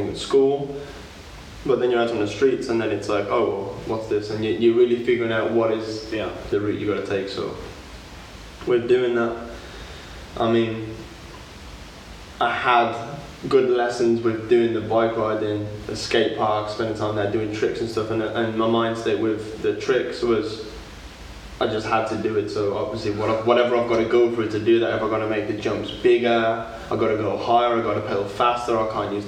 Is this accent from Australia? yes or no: no; Walsall, West Midlands, United Kingdom; now in London, United Kingdom; I'm from Warsaw, just outside of Birmingham